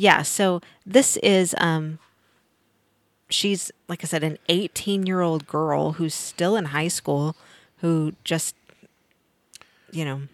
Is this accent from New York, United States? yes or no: no; Missouri, United States; moved away; I grew up in Missouri